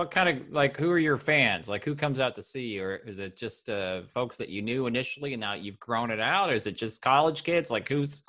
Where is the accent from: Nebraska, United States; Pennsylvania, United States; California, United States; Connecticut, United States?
Nebraska, United States; Lincoln; So I grew up in Lincoln, Nebraska